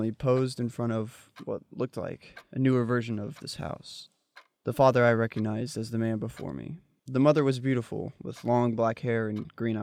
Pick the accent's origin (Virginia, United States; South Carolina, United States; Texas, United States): Texas, United States; Dallas; moved away; I'm originally from Dallas